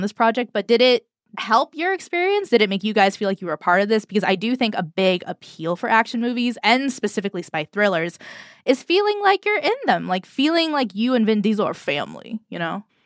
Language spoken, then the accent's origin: English; United States; I'm American